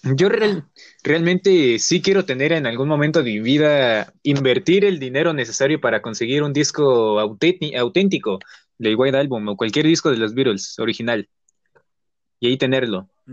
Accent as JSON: {"language": "Spanish", "country": "Mexico", "said": "somos de México"}